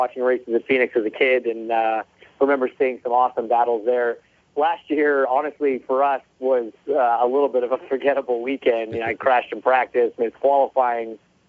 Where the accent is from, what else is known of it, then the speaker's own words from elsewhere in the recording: Canada; I mean, even as a kid growing up there, when I would watch IndyCar racing